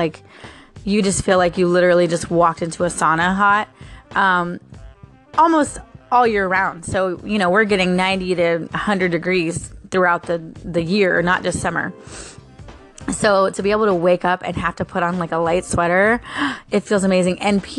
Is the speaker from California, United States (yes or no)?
no; Florida, United States; with an episode from A Work at Home Mom. I don't know where you guys are from, but I'm from Florida, and we don't get very many cool days